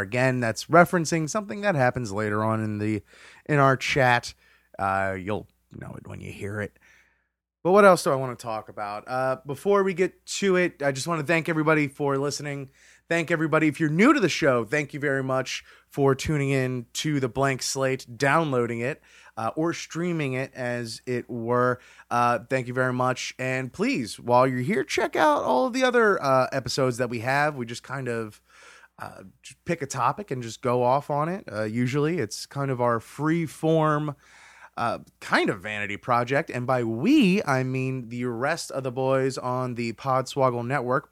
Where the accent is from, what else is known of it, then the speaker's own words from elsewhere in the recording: Hollywood, Florida, United States; very, very familiar to what I grew up in uh, down in Hollywood, Florida